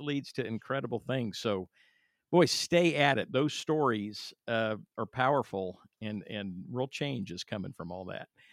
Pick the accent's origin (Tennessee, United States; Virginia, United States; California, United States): California, United States; I'm from California